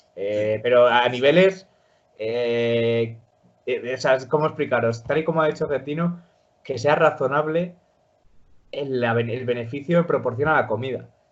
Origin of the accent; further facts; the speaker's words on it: Spain; los españoles en Argentina que nos llaman gallegos